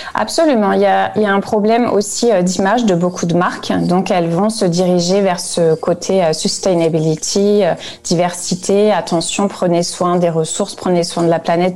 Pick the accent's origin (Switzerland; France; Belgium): France; now in Frankfurt, Germany; je suis française